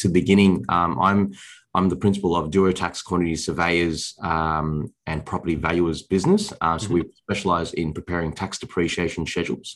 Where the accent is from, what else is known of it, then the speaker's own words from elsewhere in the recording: Sydney, New South Wales, Australia; I was born and raised around the Liverpool Fairfield area in Sydney.